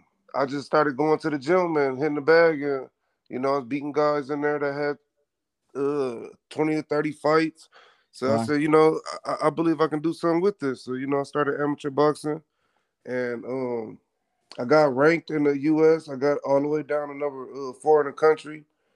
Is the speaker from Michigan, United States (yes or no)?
yes; Flint, Michigan, United States; moved away as an adult; now in Las Vegas, United States; I'm from Flint, Michigan